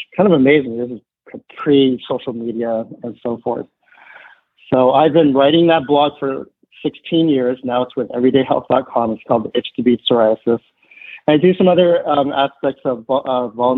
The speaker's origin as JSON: {"language": "English", "area": "suburbs of the San Francisco Bay Area", "region": "California", "country": "United States", "tie": "born or raised there", "said": "I was born in the States, first one of my family, either side born outside of China and Taiwan"}